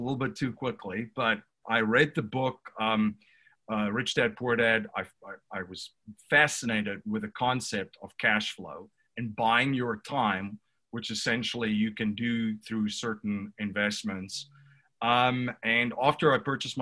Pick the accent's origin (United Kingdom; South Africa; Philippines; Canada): South Africa; now in Newtown, United States; I'm originally from South Africa. I reside in Newtown, Pennsylvania currently